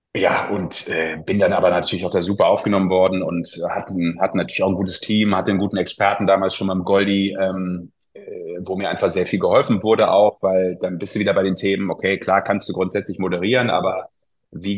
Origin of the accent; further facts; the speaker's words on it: Düsseldorf, North Rhine-Westphalia, Germany; als Düsseldorfer